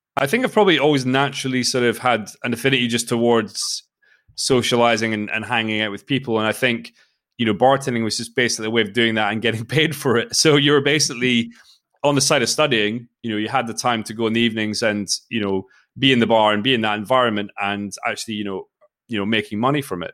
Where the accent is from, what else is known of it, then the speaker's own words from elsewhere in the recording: Forres, Scotland, United Kingdom; moved away as an adult; also born or lived in Australia / Spain; I grew up in Speyside, uh, in the northeast of Scotland